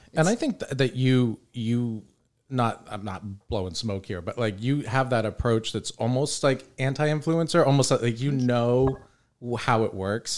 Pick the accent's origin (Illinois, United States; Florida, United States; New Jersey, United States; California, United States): Florida, United States; St. Petersburg; moved away as an adult; also born or lived in New York; Sam and I both were born and raised in St. Pete